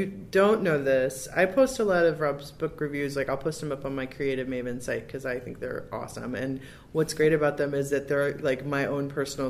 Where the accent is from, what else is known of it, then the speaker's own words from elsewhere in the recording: Michigan, United States; also born or lived in Zionsville, Indiana; now in California, United States; I'm from Michigan, and I lived in Zionsville.